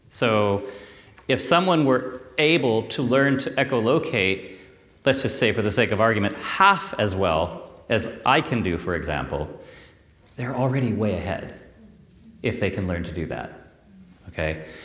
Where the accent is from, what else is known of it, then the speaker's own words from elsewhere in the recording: California, United States; I come from California, so I came 7,000 miles to uh, be here with you.